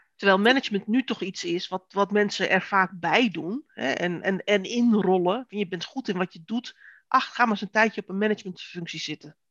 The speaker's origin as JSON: {"language": "Dutch", "country": "Netherlands", "said": "wij als Nederlanders"}